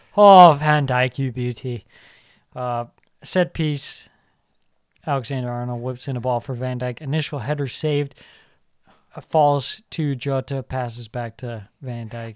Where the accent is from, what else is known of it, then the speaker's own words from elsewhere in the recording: Ireland; I say this as an Irishman